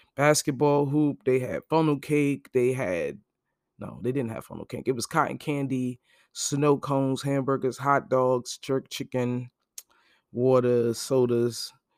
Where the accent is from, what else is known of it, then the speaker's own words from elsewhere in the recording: Brooklyn, New York, United States; moved away; also born or lived in New Jersey; I'm actually from Brooklyn, Brooklyn-born.